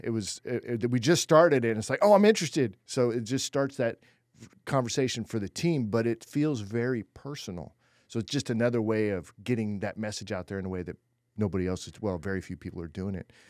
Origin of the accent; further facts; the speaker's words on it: California, United States; I was born in California